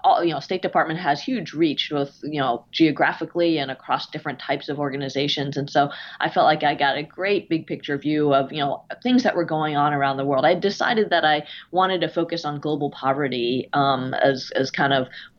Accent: New Jersey, United States; moved away as an adult; also born or lived in California; I grew up in New Jersey in the suburbs of immigrant parents

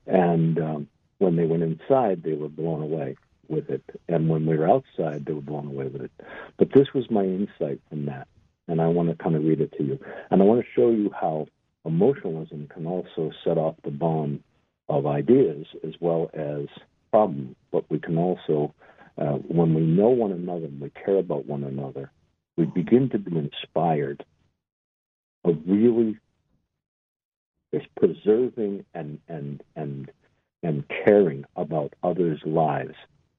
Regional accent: Ireland; It's March. It's St. Patrick's Day. I'm Irish and all the rest of it.

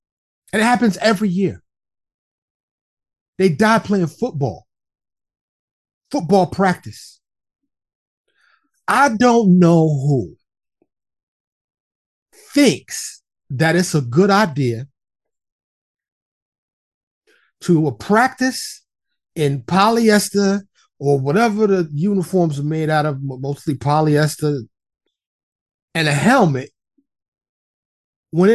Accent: New York City, New York, United States; also born or lived in Florida; now in Texas, United States; I used to live in New York City, born and raised in New York City. I'm a New York City native

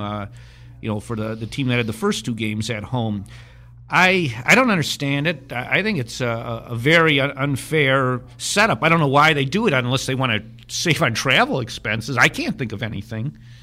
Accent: Wisconsin, United States; growing up in Wisconsin

